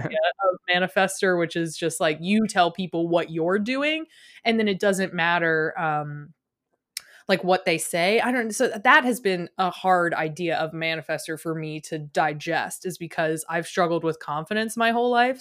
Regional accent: Richmond, Virginia, United States; moved away; also born or lived in Midwest; I grew up in Virginia, in, like, Richmond, Virginia

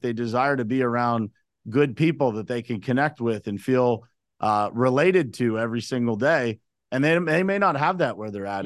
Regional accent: Uniontown, Pennsylvania, United States; I was born and raised in Uniontown, Pennsylvania

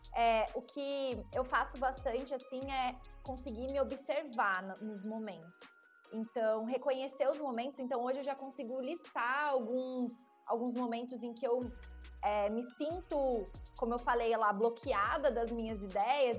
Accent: interior of São Paulo, Brazil; sou do interior de São Paulo

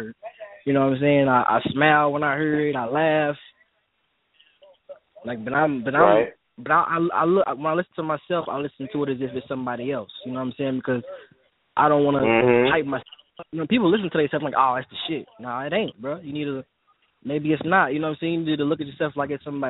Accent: Louisville, Kentucky, United States; I'm from the West End

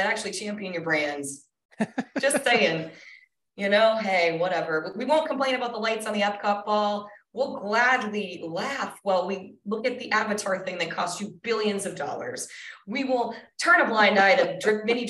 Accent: Colorado, United States; also born or lived in Minnesota / Denver; I was born in Minnesota. I moved to Colorado when I was 10.

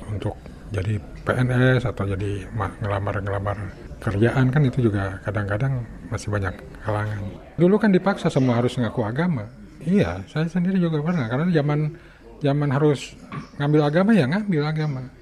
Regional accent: Panjalu, West Java, Indonesia; kan pesan minta dikubur di kampung, di kampung saya kan di Panjalu

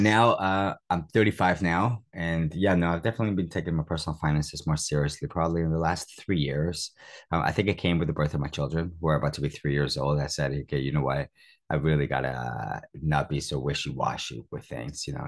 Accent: Toronto, Ontario, Canada; moved away as an adult; also born or lived in Cuba; now in United Kingdom; I was born in Cuba. So since I was nine years old, I've, I've had a computer when I migrated to Toronto, Canada

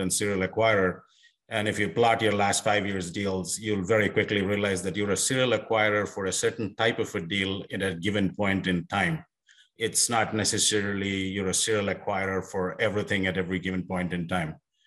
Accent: India; moved away as an adult; also born or lived in South Africa / Australia / Europe; now in United States; I was born and raised in India

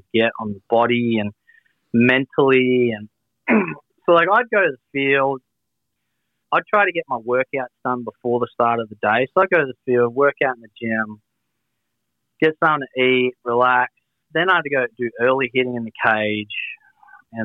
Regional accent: Australia

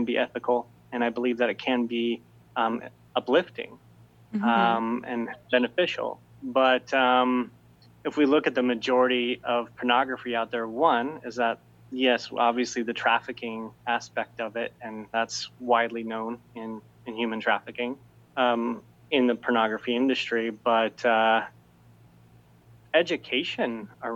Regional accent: Utah, United States; growing up in Utah

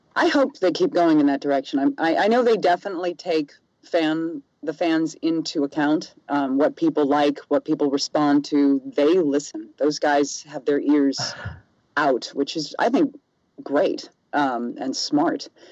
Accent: the South, United States; also born or lived in New York / Los Angeles; now in Seattle, United States; I'm from the South originally

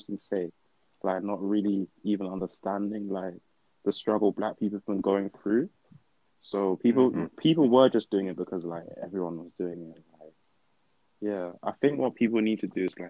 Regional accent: Ipswich, East of England, United Kingdom; also born or lived in Dortmund, Germany / Hamburg, Germany; I was born in Dortmund, but I grew up in Hamburg. I lived there for a bit. And then I moved here when I was like 7. And yeah, I lived in Ipswich at the time.

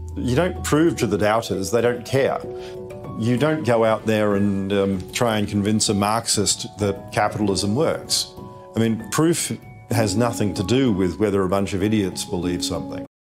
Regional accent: Australia; I'm Australian

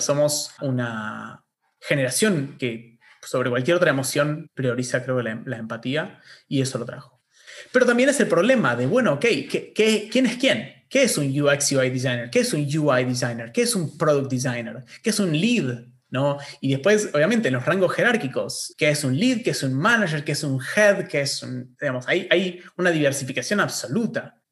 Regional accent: Argentina; acá en Argentina, donde tenemos universidad gratuita

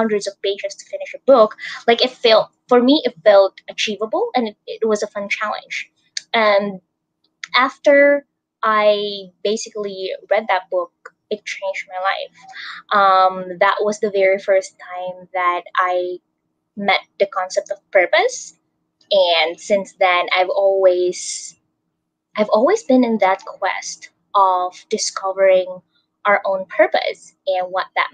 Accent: Philippines; from the Philippines

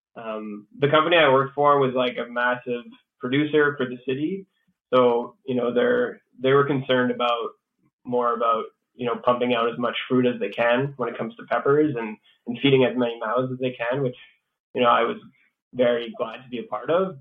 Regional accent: Sudbury, Ontario, Canada; moved away as an adult; also born or lived in Chelmsford, Ontario / Montreal, Quebec; I grew up here in Sudbury, and um, I grew up on a cattle farm in Chelmsford

